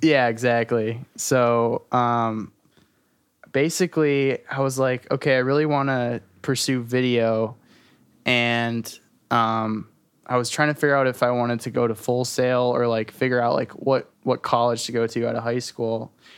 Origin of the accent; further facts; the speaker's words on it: Detroit, Michigan, United States; I'm from Detroit. I'm from, like, Metro Detroit area. Um, born and raised, pretty much.